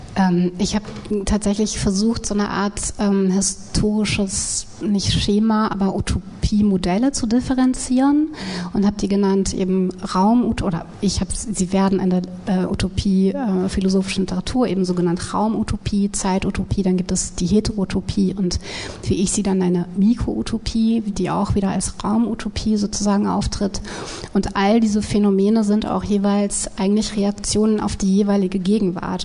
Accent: Wiesbaden, Hesse, Germany; in Wiesbaden, wo ich aufgewachsen bin

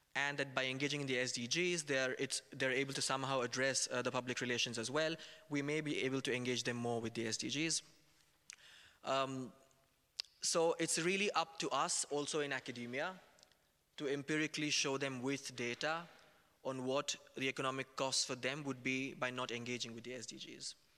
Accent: India; moved away; I was raised in India, I studied over there

